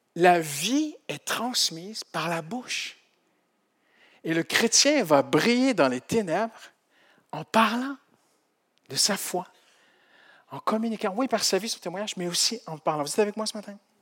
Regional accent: Canada; Moi, je suis du Canada.

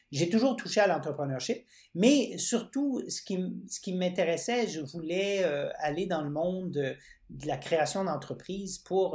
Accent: Winnipeg, Manitoba, Canada; now in Quebec, Canada; je vis euh, au Québec, mais je suis pas québécois d'origine. Je suis né dans l'Ouest canadien, à Winnipeg

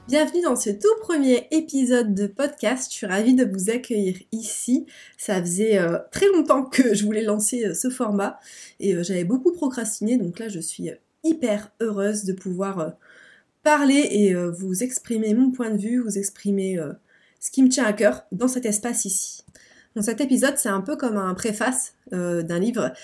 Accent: Lille, Hauts-de-France, France; Je viens de Lille, donc du nord de la France.

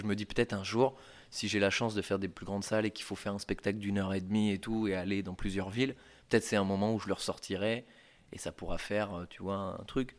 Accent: Poitiers, Nouvelle-Aquitaine, France; moved away as an adult; now in Paris, France; je viens de Poitiers, un petit pro, provincial qui arrive comme ça

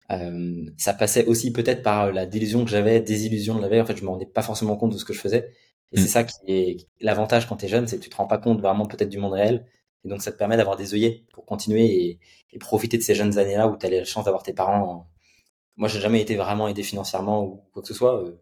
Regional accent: Nantes, Pays de la Loire, France; À Nantes. Ok. À Nantes. J'étais à Nantes

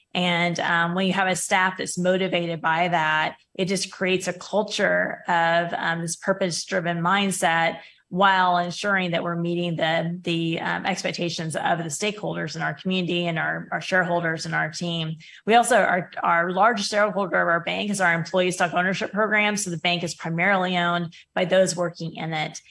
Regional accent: Oklahoma, United States; also born or lived in Kingsville, Texas / Hawaii; my hometown here in Oklahoma

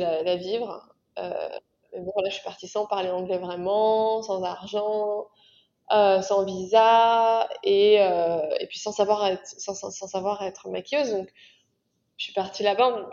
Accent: France; moved away as an adult; now in New York, United States; je vis à New York mais je suis française, j'ai déménagé il y a 7 ans.

